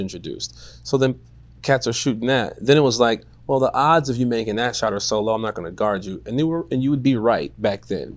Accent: Chicago, Illinois, United States; I am from Chicago.

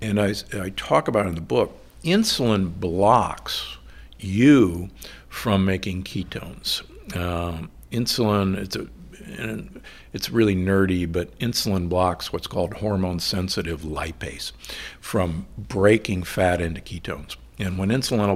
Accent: Midwest, United States; moved away; also born or lived in Omaha, Nebraska / Milwaukee, Wisconsin; I grew up in Omaha and Milwaukee

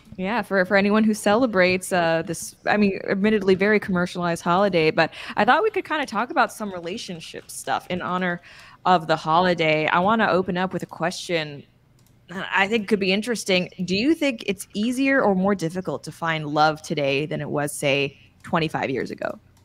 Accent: Canada; I'm being Canadian and just being friendly

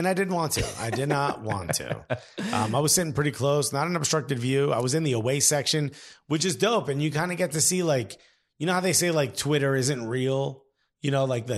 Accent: United States; I'm American

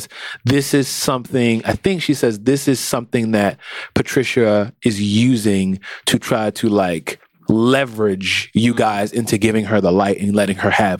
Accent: Philadelphia, Pennsylvania, United States; being a Philadelphian, you've been all over Philadelphia.

